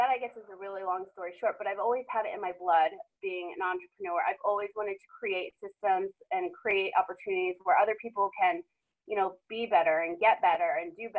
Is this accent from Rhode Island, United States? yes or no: yes; Rhode Island, United States; also born or lived in Boston / Los Angeles / Las Vegas; now in San Diego, United States; I'm originally from Rhode Island.